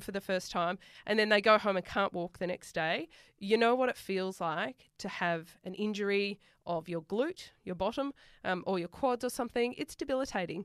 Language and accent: English; Sydney, New South Wales, Australia; accent: bogan; moved away; I'm from Western Sydney